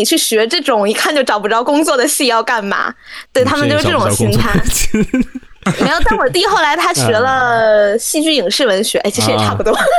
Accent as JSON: {"language": "Chinese", "region": "Beijing", "country": "China", "said": "我是北京人嘛"}